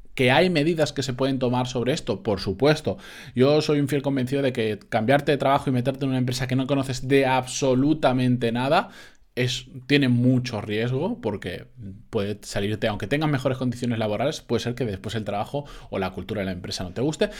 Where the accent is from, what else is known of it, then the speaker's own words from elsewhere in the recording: Benidorm, Valencian Community, Spain; en Benidorm de donde soy yo